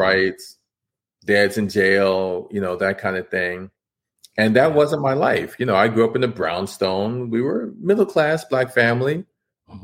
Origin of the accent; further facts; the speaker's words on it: New York City, New York, United States; I grew up in New York City in Washington Heights. I was born in Harlem